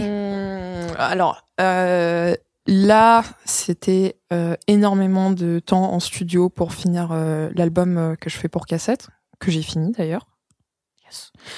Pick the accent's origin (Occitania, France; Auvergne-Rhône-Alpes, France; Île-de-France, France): Île-de-France, France; Vitry-sur-Seine; moved away as an adult; also born or lived in United States / Netherlands / Paris; j'ai grandi en France